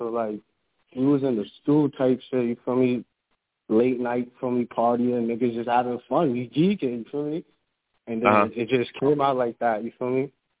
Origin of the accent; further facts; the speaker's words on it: New York City, New York, United States; I'm from Brooklyn.